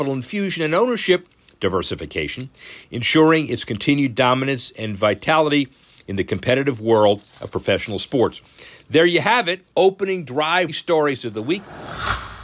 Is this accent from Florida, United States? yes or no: yes; Miami, Florida, United States; Growing up in Miami